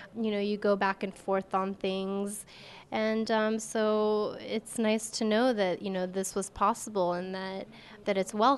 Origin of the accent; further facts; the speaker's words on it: United States; It's not easy growing up in America as a Muslim